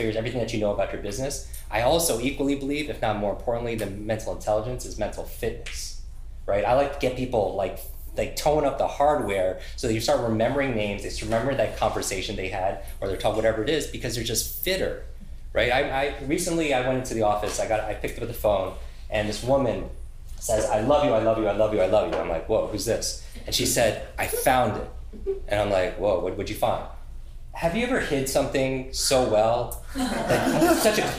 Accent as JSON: {"language": "English", "region": "New York", "country": "United States", "said": "I'm from New York"}